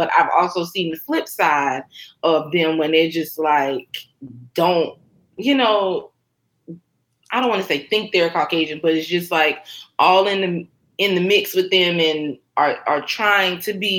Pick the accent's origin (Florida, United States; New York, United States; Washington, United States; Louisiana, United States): New York, United States; upstate; And I was like, oh, New York. And he was like, oh, the city. And I was like, no, upstate